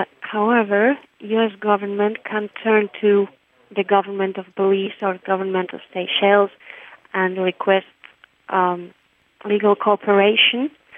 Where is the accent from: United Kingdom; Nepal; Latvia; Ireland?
Latvia; I'm from Latvia.